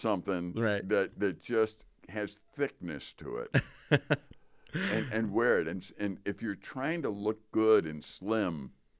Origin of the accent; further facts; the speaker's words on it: Wisconsin, United States; I am from Wisconsin.